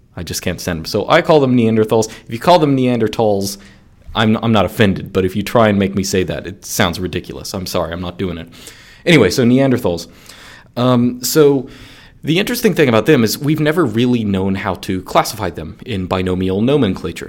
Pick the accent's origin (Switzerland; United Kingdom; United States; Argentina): United States; my bias as an American